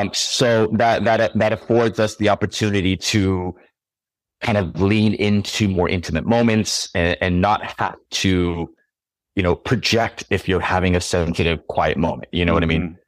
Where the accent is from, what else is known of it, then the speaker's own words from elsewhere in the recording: California, United States; moved away; also born or lived in New York; I grew up in California and I lived in New York.